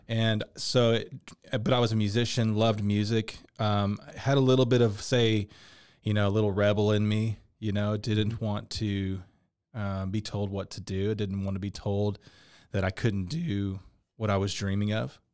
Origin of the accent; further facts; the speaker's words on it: Dallas, Texas, United States; I grew up in Dallas, been a musician my whole life